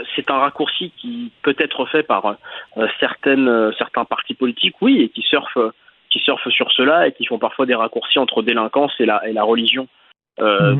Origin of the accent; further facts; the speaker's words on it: France; on est tous nés en France